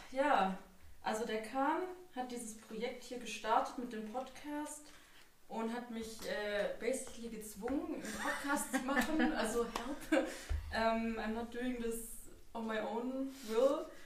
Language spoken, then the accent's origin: German; Germany; Also ich bin auch in Deutschland geboren und aufgewachsen